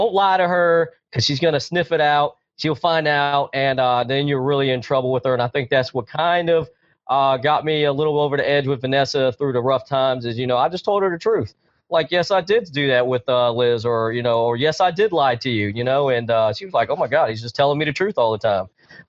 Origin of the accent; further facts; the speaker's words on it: New York, United States; I'm from New York. He's from Texas. How are we going to bring this together?